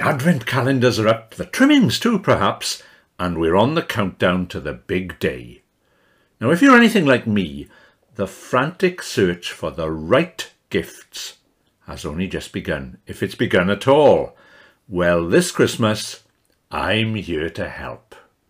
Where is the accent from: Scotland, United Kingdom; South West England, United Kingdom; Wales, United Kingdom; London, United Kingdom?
Wales, United Kingdom; the Rhondda; It's my tall tale about growing up in the Rhondda